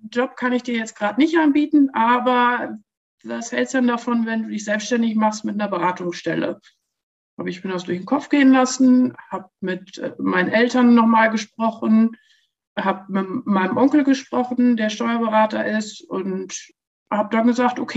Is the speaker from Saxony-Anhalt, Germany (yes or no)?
no; Lower Saxony, Germany; Berlin war mir zu groß und bin dann zurück nach, ähm, in die Nähe meiner Heimat, nach Osnabrück gegangen.